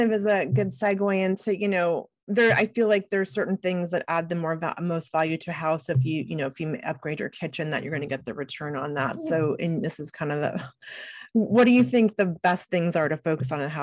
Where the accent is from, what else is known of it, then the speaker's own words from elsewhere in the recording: California, United States; now in Portland, United States; I'm from California